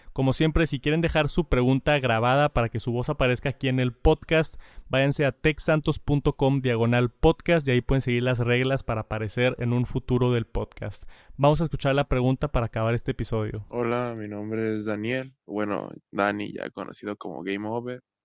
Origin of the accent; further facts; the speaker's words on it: Jalisco, Mexico; soy de Jalisco, de aquí de México soy de Jalisco.